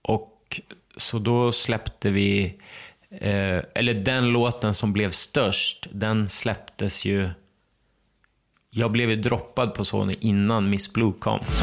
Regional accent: Ramsele, Västernorrland County, Sweden; also born or lived in Örnsköldsvik; vi flyttade från Ramsele när jag gick i åttan

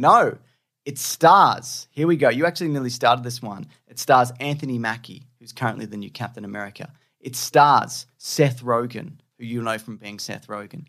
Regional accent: Australia; accent: Australian; it's my Australian accent

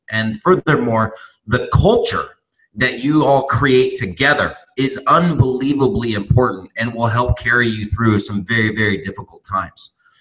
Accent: Torrance, California, United States; moved away as an adult; also born or lived in Santa Barbara, California; now in Tijuana, Mexico; where I grew up in Torrance

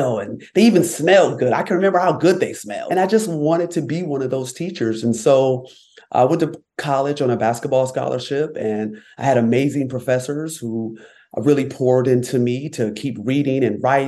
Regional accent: Rochester, New York, United States; I was born and raised in upstate New York. I'm from Rochester, New York, and I grew up in a loving, thriving Black community

